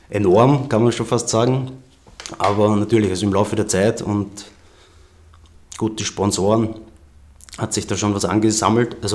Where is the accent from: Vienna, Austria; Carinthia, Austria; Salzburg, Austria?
Vienna, Austria; born there; Einflüsse sind einfach Wien und mein Umfeld, weil ich bin ja in Wien geboren